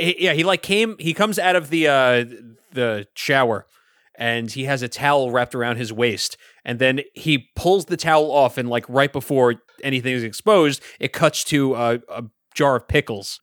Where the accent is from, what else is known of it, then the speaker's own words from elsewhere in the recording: New York City, New York, United States; I grew up in Brooklyn